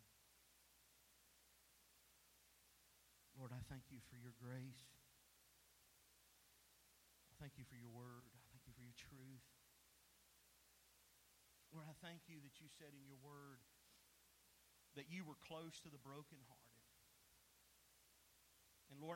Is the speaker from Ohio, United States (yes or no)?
no; East Tennessee, United States; moved away as an adult; also born or lived in Baton Rouge, Louisiana / South Mississippi; East Tennessee, we don't get storms like y'all get in South Mississippi and Baton Rouge